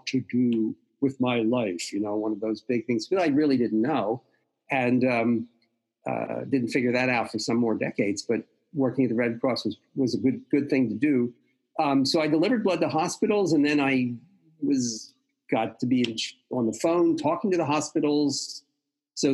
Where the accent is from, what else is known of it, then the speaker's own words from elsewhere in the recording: Philadelphia, Pennsylvania, United States; also born or lived in New York / Boston; I've only lived in Philly. I grew up in Mount Airy, West Mount Airy.